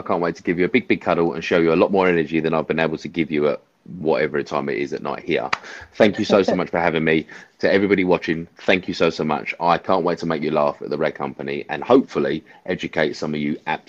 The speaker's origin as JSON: {"language": "English", "region": "Montana", "country": "United States", "said": "See me, I'm just from Montana."}